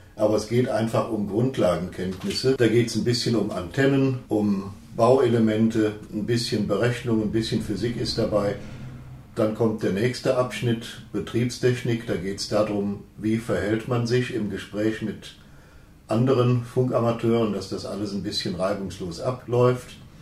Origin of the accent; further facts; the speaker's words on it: Syria; moved away; ich bin in Syrien aufgewachsen